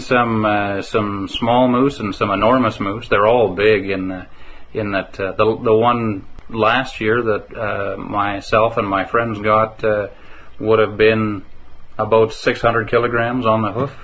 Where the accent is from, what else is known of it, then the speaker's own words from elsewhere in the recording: Calgary, Alberta, Canada; now in Manning, Canada; growing up in Calgary, I knew it was it was a wonderful city to live